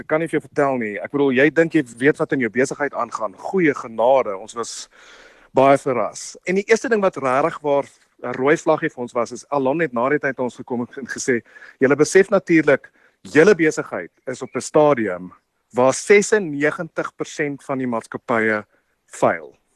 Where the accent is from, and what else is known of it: South Africa